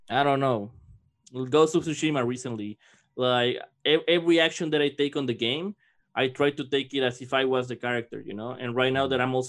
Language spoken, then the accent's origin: English; Mexico; moved away; growing up in Mexico